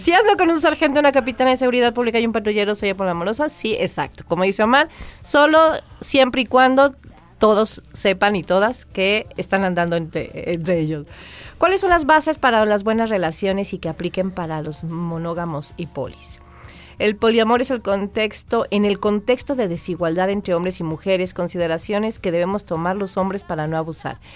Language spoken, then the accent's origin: Spanish; Maya, Yucatán Peninsula, Mexico; yo también soy maya chiquita